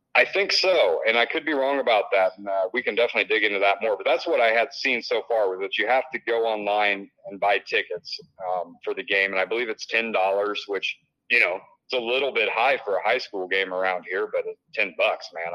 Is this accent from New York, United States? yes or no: no; Illinois, United States; now in Iowa, United States; I grew up in Illinois, and and uh, it was more of a basketball state, but where I came from in the cornfields